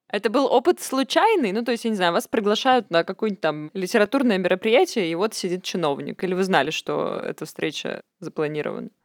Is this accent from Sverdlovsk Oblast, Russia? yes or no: yes; Yekaterinburg, Sverdlovsk Oblast, Russia; формально я родилась еще в Свердловске